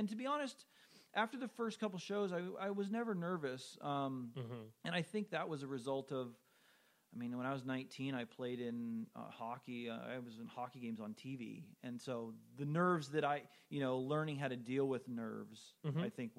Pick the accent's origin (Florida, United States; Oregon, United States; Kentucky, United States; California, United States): California, United States; I got homesick, you know, I'm from Southern California, Boston's fucking cold.